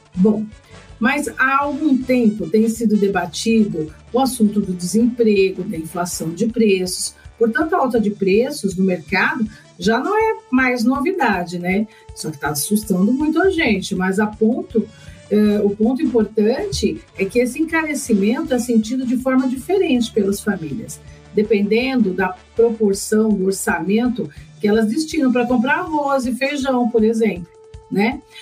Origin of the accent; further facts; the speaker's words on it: Brazil; nós brasileiros